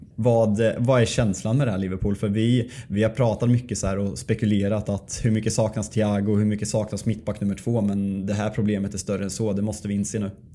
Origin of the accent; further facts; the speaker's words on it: Sweden; vi svenskar